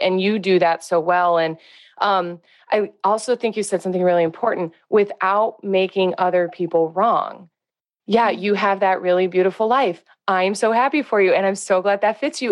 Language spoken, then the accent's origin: English; Northwest Indiana, United States; I'm from Northwest Indiana